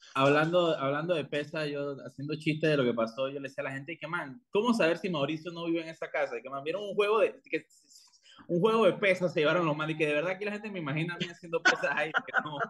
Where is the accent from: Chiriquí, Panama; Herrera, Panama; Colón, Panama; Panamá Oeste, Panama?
Panamá Oeste, Panama; La Chorrera; moved away; una calle allá en Chorrera, en mi tierra